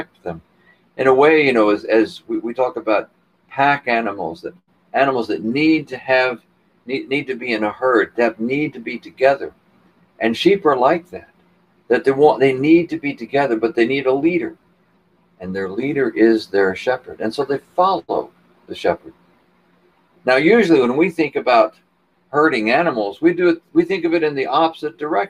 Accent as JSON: {"language": "English", "region": "Texas", "country": "United States", "tie": "born or raised there", "said": "I was raised in Texas, my grandfather was a cattleman"}